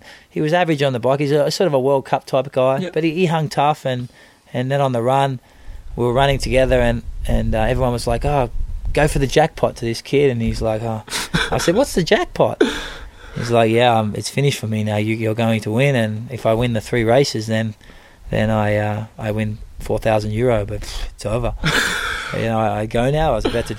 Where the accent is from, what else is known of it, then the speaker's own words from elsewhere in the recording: Australia; I'm Australian coming to Germany